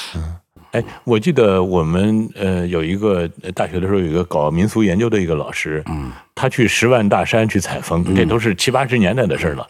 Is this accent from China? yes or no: yes; Zhaoxian, Hebei, China; moved away; 我们老家这赵县